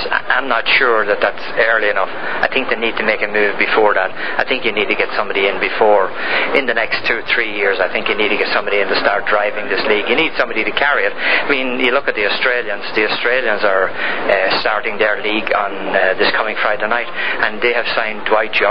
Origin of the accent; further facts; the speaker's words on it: Ireland; now in United States; I'm Irish, and obviously I came here as an immigrant.